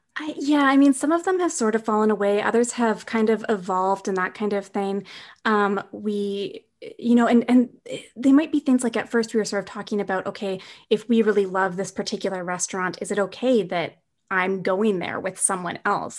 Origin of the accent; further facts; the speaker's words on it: Winnipeg, Manitoba, Canada; moved away as an adult; now in British Columbia, Canada; I'm originally from Winnipeg, but during the pandemic, I'm in this little tiny lake town, um, in the middle of B C